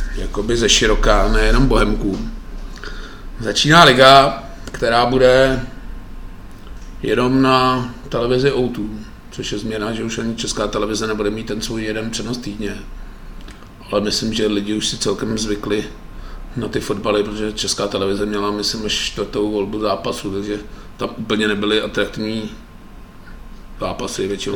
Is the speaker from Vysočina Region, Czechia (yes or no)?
no; Litvínov, Ústí nad Labem Region, Czechia; když jsem vyrůstal v Litvínové